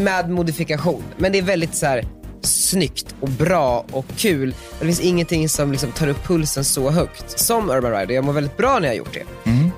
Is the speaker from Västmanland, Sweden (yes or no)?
yes; Västerås, Västmanland, Sweden; now in Stockholm, Sweden; Jag är från Västerås